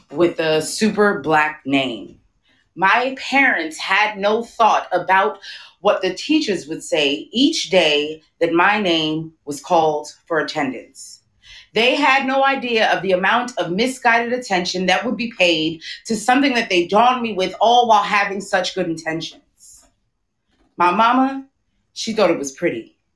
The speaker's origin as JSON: {"language": "English", "town": "New York City", "region": "New York", "country": "United States", "also_born_or_lived": "Brooklyn", "said": "I am from Queens, but I currently live in Brooklyn."}